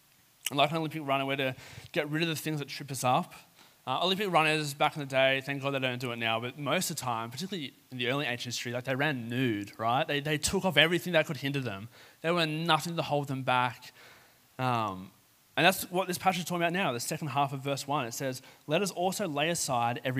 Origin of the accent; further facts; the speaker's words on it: Sutherland Shire, New South Wales, Australia; I grew up in the Southern Shire, right near the National Park or the South Coast.